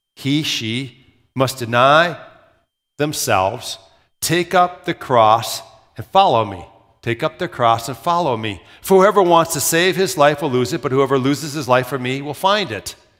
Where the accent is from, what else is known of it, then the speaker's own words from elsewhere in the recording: Minnesota, United States; moved away as an adult; also born or lived in Southern Iowa; they thought I had an accent 'cause I was from Minnesota